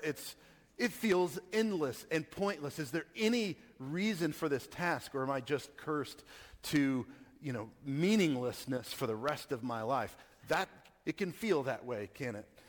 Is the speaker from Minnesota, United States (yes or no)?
no; Texas, United States; I grew up in Texas